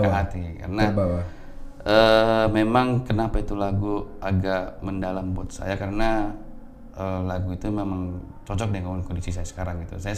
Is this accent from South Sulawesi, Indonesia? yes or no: yes; Makassar, South Sulawesi, Indonesia; di kota saya Makassar.